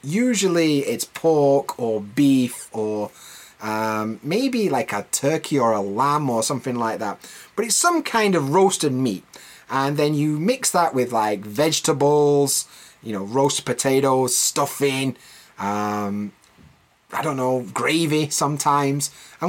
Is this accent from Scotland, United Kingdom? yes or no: no; Yorkshire and the Humber, United Kingdom; And I'm from Yorkshire